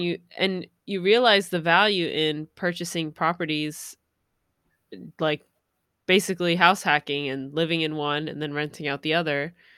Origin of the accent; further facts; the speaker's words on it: New York City, New York, United States; I'm from New York City.